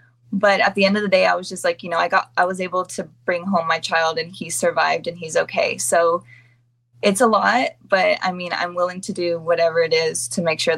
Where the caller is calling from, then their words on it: San Diego, California, United States; San Diego, California.